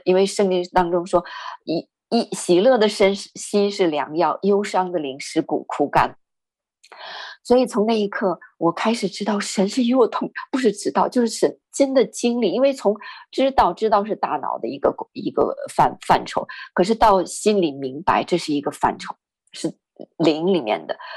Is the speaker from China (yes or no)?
yes; northern China, China; 我是北方人